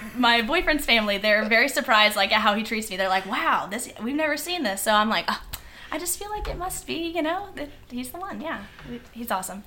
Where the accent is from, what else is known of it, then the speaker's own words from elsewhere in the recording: Virginia Beach, Virginia, United States; Virginia Beach. Born, raised, Virginia Beach